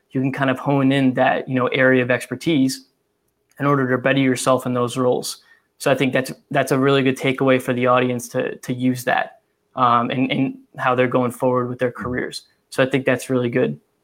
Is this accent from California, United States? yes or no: no; Massachusetts, United States; I'm from Massachusetts and I'm 10 minutes from the Rhode Island border